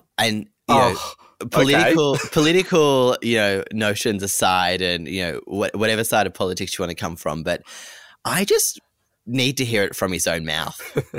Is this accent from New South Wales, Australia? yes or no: yes; Narromine, New South Wales, Australia; now in Sydney, Australia; I'm currently living in Sydney, but I'm originally from Narromine, which is about 30 kilometres west of Dubbo. So, you know, country kid made good.